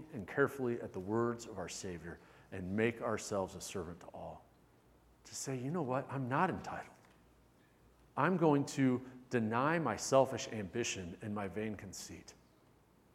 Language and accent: English; United States; I'm an American.